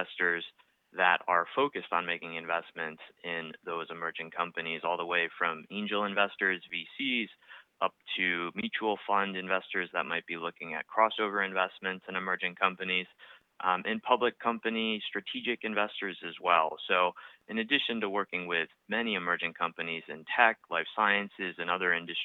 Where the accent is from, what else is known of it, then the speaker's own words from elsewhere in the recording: outside of Boston, Massachusetts, United States; also born or lived in Vail, Colorado, United States; I grew up outside of Boston, so it's also my hometown